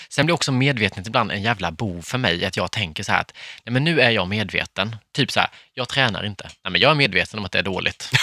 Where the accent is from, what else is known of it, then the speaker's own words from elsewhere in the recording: Värnamo, Jönköping County, Sweden; moved away; Och det finns en liksom, krog i Värnamo där jag är ifrån.